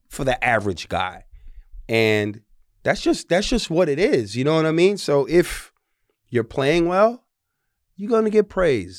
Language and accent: English; New York City, New York, United States; moved away; I'm from the Bronx, New York.